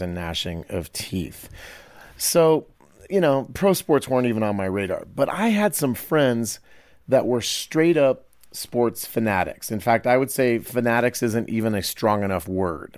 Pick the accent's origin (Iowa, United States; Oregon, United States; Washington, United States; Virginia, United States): Iowa, United States; Growing up in Iowa